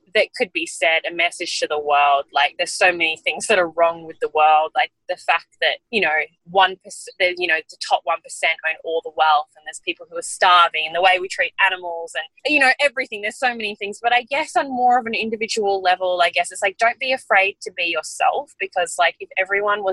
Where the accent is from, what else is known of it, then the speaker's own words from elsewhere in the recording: Bellingen, New South Wales, Australia; accent: Australian; also born or lived in New Zealand; where I grew up in Bellingen